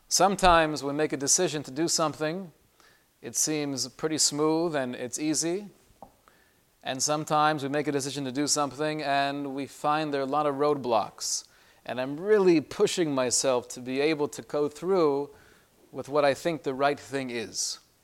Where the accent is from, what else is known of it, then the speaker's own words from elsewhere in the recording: Los Angeles, California, United States; when I was growing up in L A and I was in high school